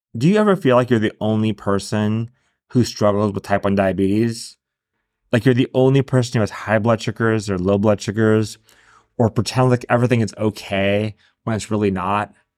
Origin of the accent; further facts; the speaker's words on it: San Diego, California, United States; my hometown of San Diego